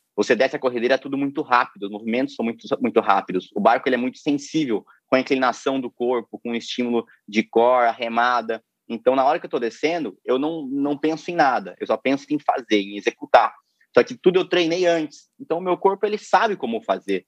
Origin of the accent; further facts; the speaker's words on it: Piraju, São Paulo, Brazil; accent: caipira; moved away as an adult; also born or lived in Ipauçu / Foz do Iguaçu; now in Rio de Janeiro, Brazil; eu nasci em Ipauçu e me mudei muito muito cedo para Piraju